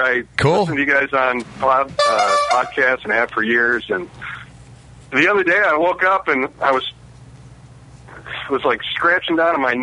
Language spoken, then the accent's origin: English; St. Louis, Missouri, United States; now in Des Moines, United States; I grew up in St. Louis